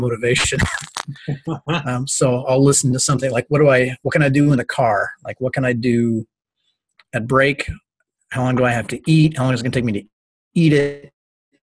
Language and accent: English; Kentucky, United States; moved away; I grew up in part in Kentucky